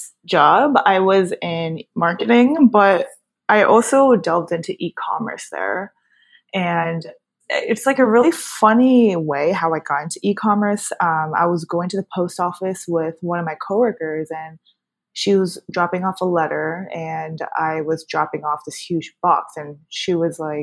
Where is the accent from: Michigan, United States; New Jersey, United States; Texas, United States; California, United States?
New Jersey, United States; born and raised in Jersey. I've grew up here my whole entire life